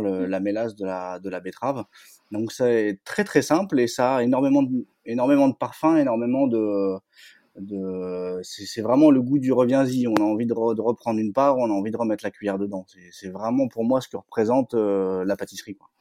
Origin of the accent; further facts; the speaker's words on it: northern France, France; je suis originaire du nord de la France